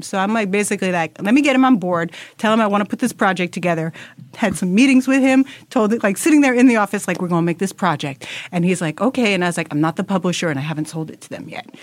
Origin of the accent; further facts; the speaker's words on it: New York City, New York, United States; as a New Yorker